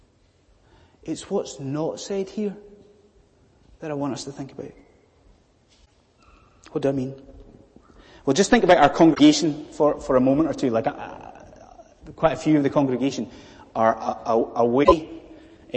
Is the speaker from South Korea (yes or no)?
no; Scotland, United Kingdom; now in London, United Kingdom; I'm a Scotsman